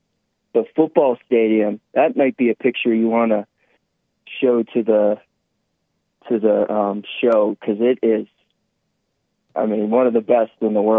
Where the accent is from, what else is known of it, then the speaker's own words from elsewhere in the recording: Wisconsin, United States; now in Boulder, United States; I'm from Wisconsin, so that's why you hear that accent.